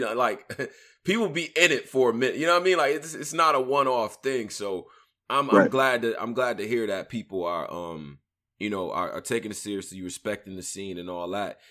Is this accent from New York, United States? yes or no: yes; Rochester, New York, United States; I'm from Rochester, New York